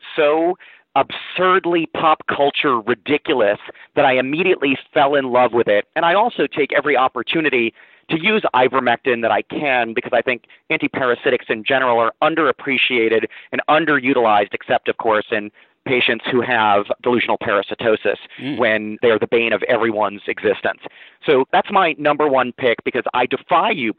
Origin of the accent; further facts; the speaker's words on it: New York City, New York, United States; my childhood growing up in New York City